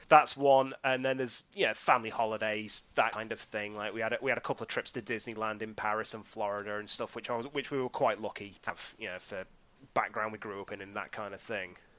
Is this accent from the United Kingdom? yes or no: yes; Whitby, Yorkshire and the Humber, United Kingdom; I am originally from Whitby in the northeast of England, on the, nestled nicely on the coast there